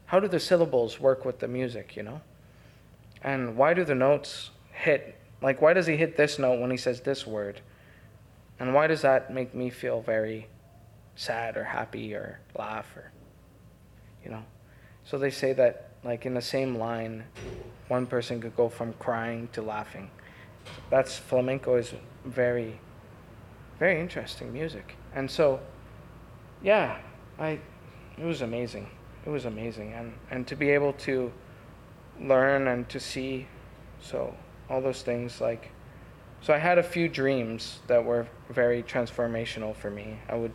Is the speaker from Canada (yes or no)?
yes; Canada; Hi, I'm …. I'm from Canada. I just found you on a documentary. I think you're really cool, and I'd like to meet you if I ever go to Spain.